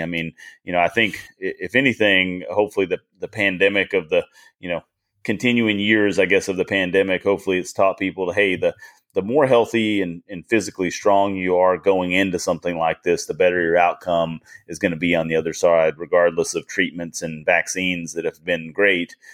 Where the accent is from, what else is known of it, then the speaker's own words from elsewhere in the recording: United States; I was born in America